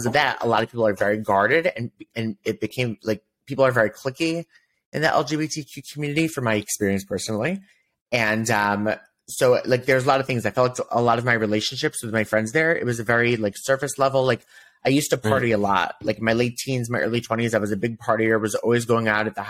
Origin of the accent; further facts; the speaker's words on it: Chicago, Illinois, United States; moved away as an adult; also born or lived in New York; now in Tel Aviv, Israel; We grew up as kids in Chicago.